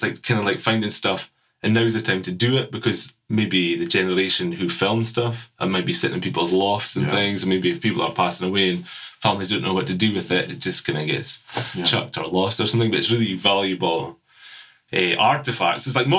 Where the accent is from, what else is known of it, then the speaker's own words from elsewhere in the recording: Fraserburgh, Scotland, United Kingdom; accent: mixture of Doric and Perthshire; my mum and the other side of the family are from Perthshire, I kind of like, even though I grew up in the Brough and my dad's from there and things, it's like I kind of spoke a mixture of the two